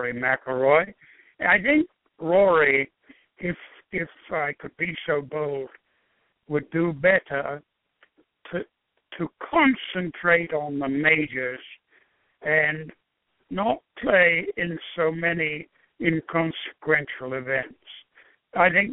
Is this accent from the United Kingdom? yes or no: yes; England, United Kingdom; moved away as an adult; now in United States; an English-born person who thoroughly enjoyed 37 years of living here